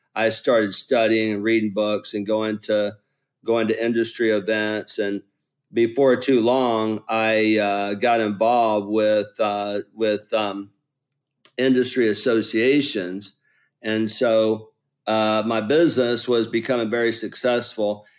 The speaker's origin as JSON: {"language": "English", "region": "Lower Alabama", "country": "United States", "said": "I'm from Lower Alabama"}